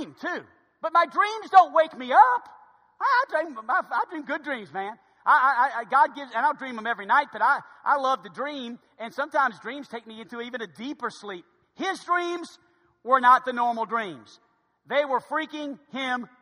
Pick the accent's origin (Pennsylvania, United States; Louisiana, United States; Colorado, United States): Louisiana, United States; New Orleans; my hometown of New Orleans